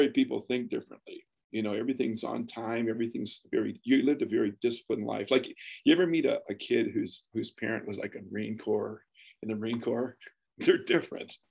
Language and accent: English; Philippines; So, anyways, I grew up there in the Philippines, and it, it, was, it was the best of time.